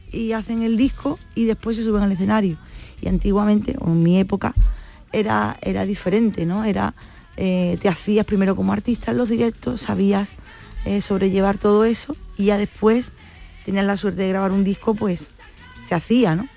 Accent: San Fernando, Andalusia, Spain; lo que soy yo, una cañailla, ¿no? los que somos de San Fernando

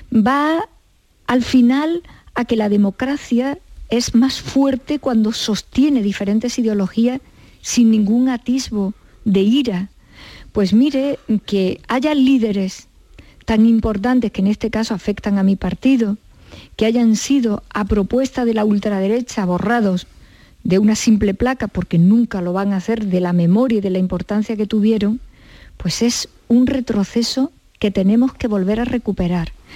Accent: Córdoba, Andalusia, Spain; yo soy cordobesa.

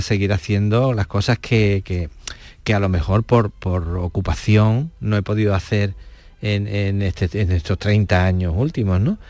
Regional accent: Cortes de la Frontera, Andalusia, Spain; moved away; estoy en mi pueblo

